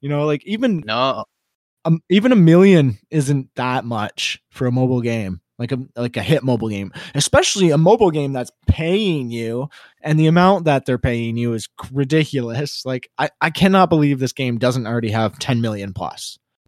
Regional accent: Canada; I'm from Canada.

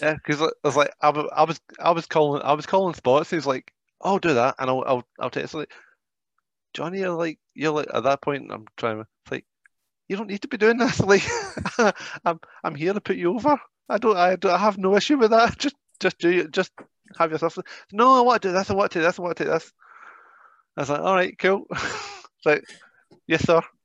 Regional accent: United Kingdom; I'm British

